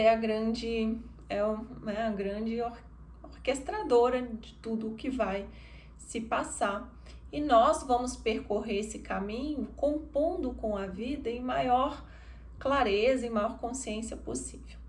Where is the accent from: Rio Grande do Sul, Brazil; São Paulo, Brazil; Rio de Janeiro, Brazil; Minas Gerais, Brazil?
Minas Gerais, Brazil; eu, como mineira